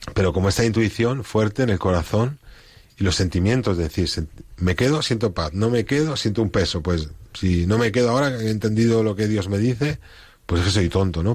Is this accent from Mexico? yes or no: no; Spain; moved away; soy el único español que hay en comunidad